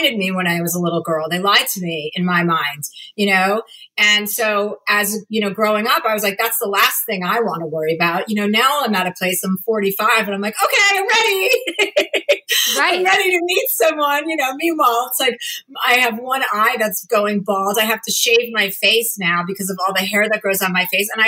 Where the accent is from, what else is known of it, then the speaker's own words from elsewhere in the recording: New Jersey, United States; I'm from New Jersey